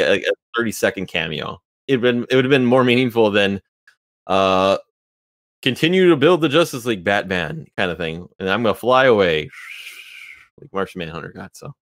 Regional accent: Wisconsin, United States; I'm from Wisconsin

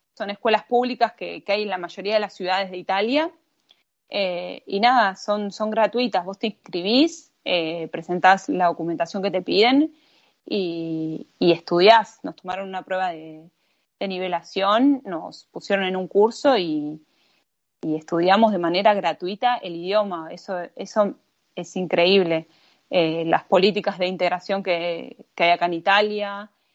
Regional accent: Argentina; moved away as an adult; also born or lived in Buenos Aires; now in Turin, Italy; mi tierra porque terminé naciendo ahí

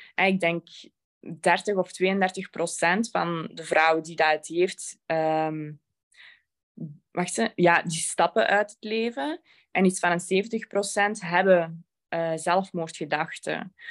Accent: Belgium; Ik ben van België

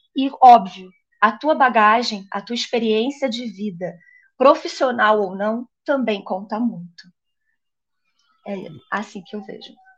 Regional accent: Niterói, Rio de Janeiro, Brazil; moved away as an adult; now in São Paulo, Brazil; eu sou carioca, um, ah, de Niterói, eu é, sou sou lá da, da, da, praia, gosto do pé na areia, mas eu moro em São Paulo já tem três anos

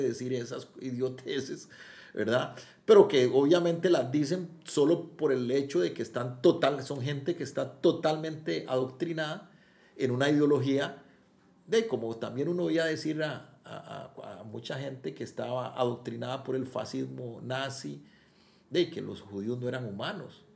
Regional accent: Costa Rica

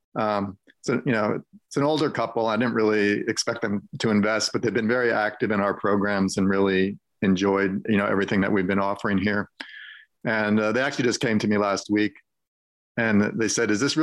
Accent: Allentown, Pennsylvania, United States; moved away; also born or lived in New York City; I grew up in the Allentown area, and here I'm moving back to it now.

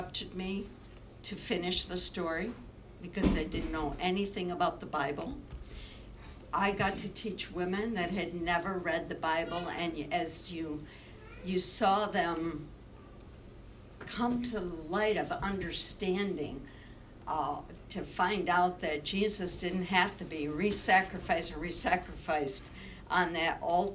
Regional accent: West Clarksville, New York, United States; moved away as an adult; also born or lived in Cuba, New York / Italy; I'm a little New Yorker from a little country place called West Clarksville. I was born in Cuba, New York

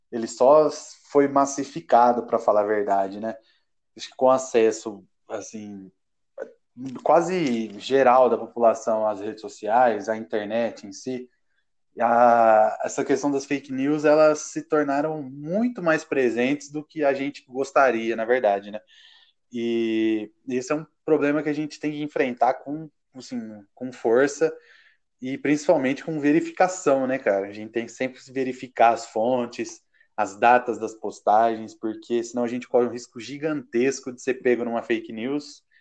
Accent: Gavião Peixoto, São Paulo, Brazil; nascido e criado em Gavião Peixoto, e geógrafo, é, professor e geógrafo formado pela Universidade Federal de Uberlândia.

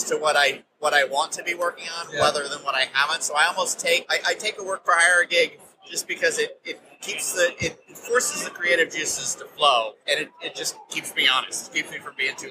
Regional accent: United States; as an American

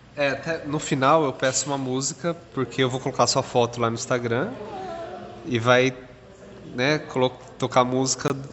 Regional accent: São Paulo, Brazil; accent: Paulista; Eu sou de São Paulo

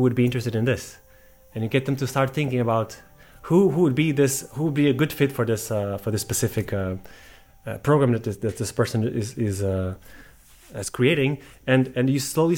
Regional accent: Portugal; I'm from Portugal

